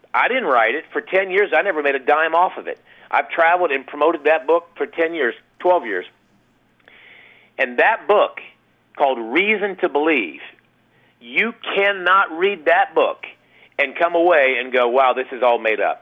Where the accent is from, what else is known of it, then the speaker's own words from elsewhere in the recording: Ohio, United States; moved away as an adult; now in Texas, United States; I live in Texas, but I grew up in Ohio